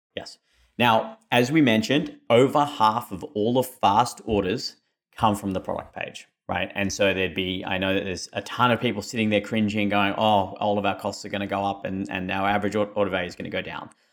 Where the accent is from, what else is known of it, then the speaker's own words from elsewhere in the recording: Australia; moved away; my funny accent, I am Australian